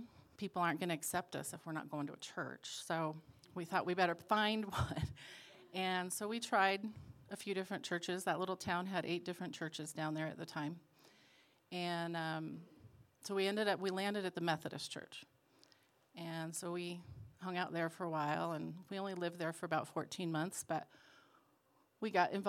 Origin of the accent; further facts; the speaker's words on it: Boulder, Colorado, United States; also born or lived in Arvada, Colorado; I grew up Mormon in Boulder, Colorado.